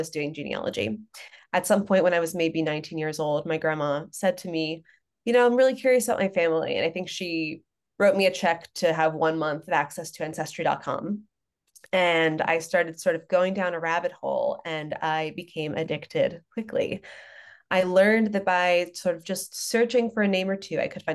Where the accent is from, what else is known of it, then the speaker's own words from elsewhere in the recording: Long Island, New York, United States; I grew up on Long Island, and I grew up in an interfaith family